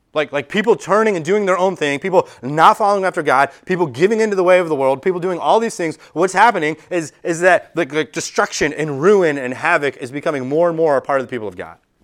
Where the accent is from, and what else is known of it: United States